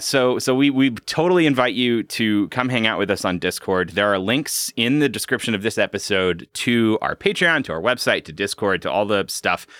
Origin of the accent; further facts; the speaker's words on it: Pacific Northwest, United States; My experience growing up in the Pacific Northwest has been decidedly not supernatural